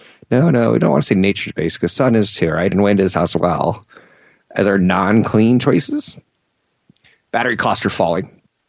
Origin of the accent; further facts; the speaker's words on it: East Coast, United States; But I was from the East Coast, and I didn't know that … appealed to a strongly female lesbian audience.